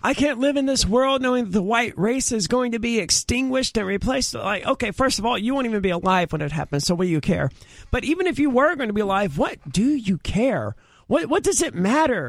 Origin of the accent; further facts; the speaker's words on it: Mississippi, United States; I'm from Mississippi